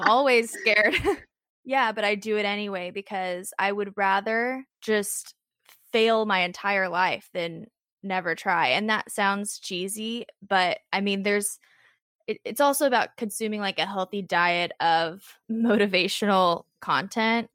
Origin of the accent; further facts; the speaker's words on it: Southern Illinois, United States; now in Nashville, United States; I'm from Southern Illinois, which is just about three and a half hours north of Nashville, so it's not super far. Um, but yeah, I grew up there, very small town, very rural life